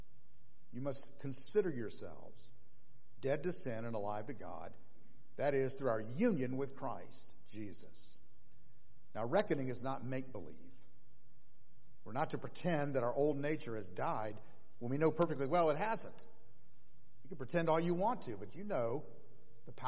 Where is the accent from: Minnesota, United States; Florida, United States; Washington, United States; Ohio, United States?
Florida, United States; Orlando; Orlando, my hometown